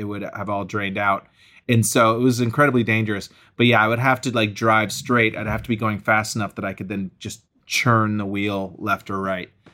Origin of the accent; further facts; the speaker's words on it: Acton, Massachusetts, United States; moved away as an adult; also born or lived in New York City; I grew up in Acton, Massachusetts